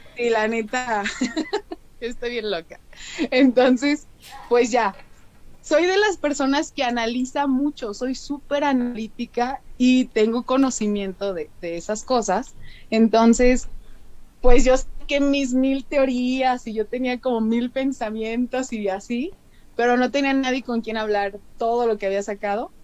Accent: San Luis Potosí, Mexico; accent: medio norteña; soy de San Luis Potosí, del bello estado de San Luis Potosí

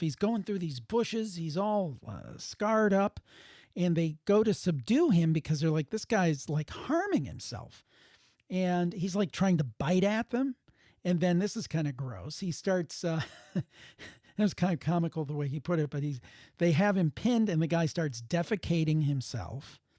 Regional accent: Cleveland, Ohio, United States; I'm from the Cleveland area

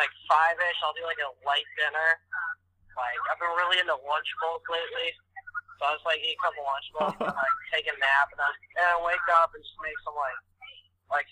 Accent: Chicago, Illinois, United States; moved away; I'm actually from Chicago.

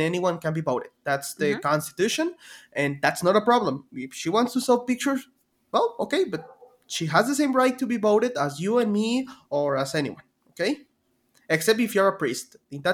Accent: Chihuahua, Mexico; English is a second language; I'm from Chihuahua

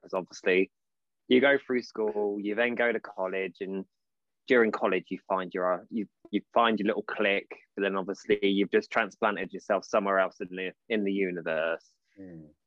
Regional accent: Portsmouth, South East England, United Kingdom; moved away as an adult; also born or lived in Derby; I'm from Portsmouth

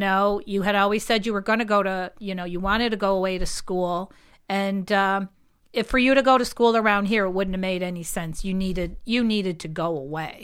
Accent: Holyoke, Massachusetts, United States; now in Chicopee, United States; I always just felt this was, this was home.

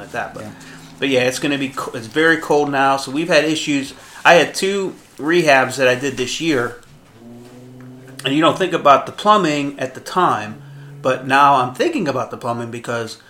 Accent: United States; Because I'm 100% Syrian. My dad was Syrian. My mom was Syrian. Born and raised in the United States

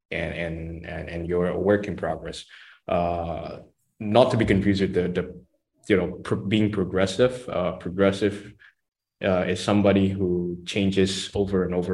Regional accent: Malaysia; I think as a Malaysian, a reform Malaysian, they should uh, be open to changes.

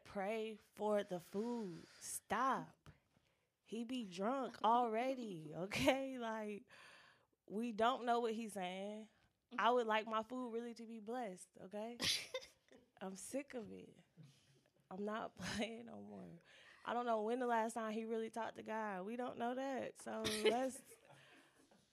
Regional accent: California, United States; moved away as an adult; now in Spartanburg, United States; Growing up in California, our family traditions was always real ghetto

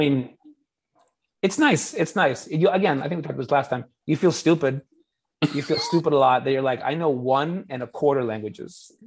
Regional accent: Canada; moved away; I'm Canadian

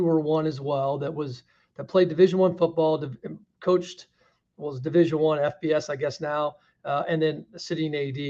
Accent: Kansas City, Kansas, United States; moved away; I'm from Kansas City area. Not very many people. I'm from the Kansas side.

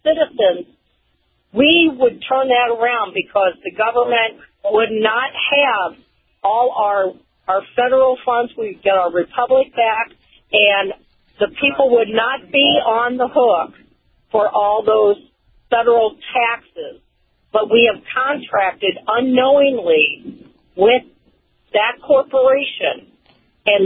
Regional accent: Missouri, United States; We are, we're Missourians. I'm from Missouri

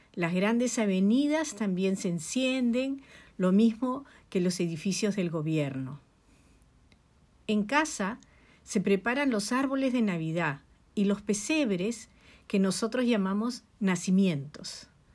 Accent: Lima, Peru; de Lima, Perú

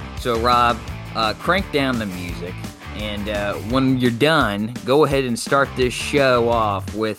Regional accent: Indiana, United States; now in North Carolina, United States; from Indiana, but residing in North Carolina.

